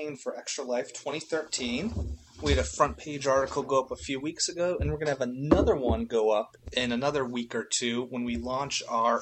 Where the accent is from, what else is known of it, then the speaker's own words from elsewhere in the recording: Boston, Massachusetts, United States; I was born and raised in Boston. That's my hometown